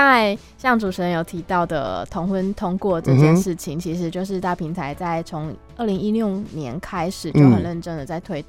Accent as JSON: {"language": "Chinese", "town": "Kaohsiung", "country": "Taiwan", "said": "然后我是高雄人，我来自高雄。"}